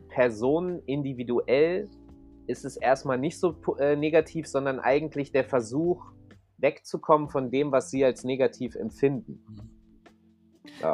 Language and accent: German; Hanover, Lower Saxony, Germany; ich komme aus Hannover, da möchte eigentlich auch nicht so richtig jemand hinziehen. So, meine mhm. Mutter äh, konnte nicht äh, woanders mit mir hinziehen, es ging nichts. War, meine Mutter wohnt da auch immer noch. Und mhm. ähm, ich bin da halt aufgewachsen